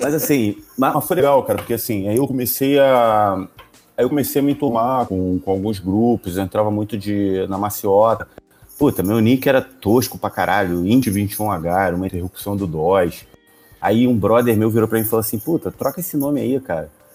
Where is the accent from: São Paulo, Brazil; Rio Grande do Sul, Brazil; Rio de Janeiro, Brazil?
Rio de Janeiro, Brazil; eu era o único membro do grupo que era do Rio de Janeiro